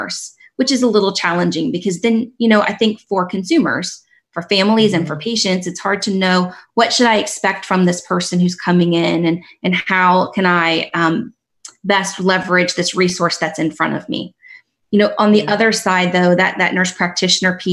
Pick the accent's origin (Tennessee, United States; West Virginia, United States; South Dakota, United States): West Virginia, United States; moved away; I'm from West Virginia. That's where I grew up.